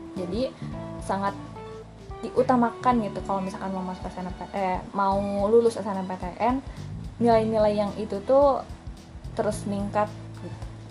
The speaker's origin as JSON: {"language": "Indonesian", "town": "Garut", "region": "West Java", "country": "Indonesia", "said": "aku kan asal Garut di SMA 1 Garut"}